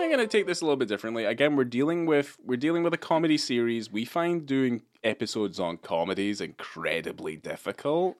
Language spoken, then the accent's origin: English; Scotland, United Kingdom; moved away; I grew up in Scotland